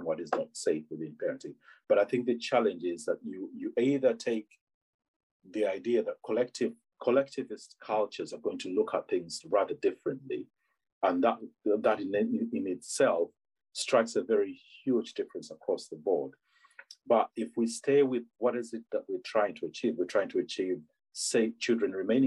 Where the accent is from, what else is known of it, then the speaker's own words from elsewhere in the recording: Uganda; now in England; I'm from Uganda originally